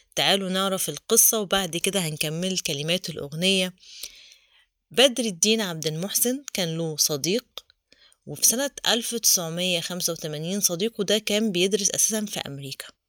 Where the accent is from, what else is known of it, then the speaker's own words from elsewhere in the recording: Egypt; احنا كمصريين